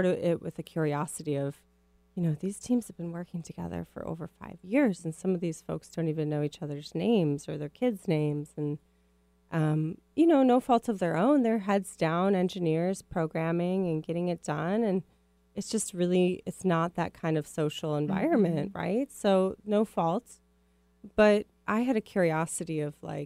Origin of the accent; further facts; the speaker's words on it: Minneapolis, Minnesota, United States; accent: Midwest; now in West Coast, United States; I grew up in Minneapolis